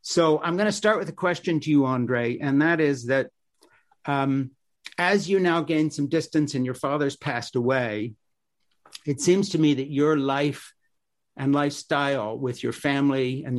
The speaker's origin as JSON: {"language": "English", "country": "Switzerland", "tie": "born or raised there", "said": "I grew up in Switzerland in this little mission compound."}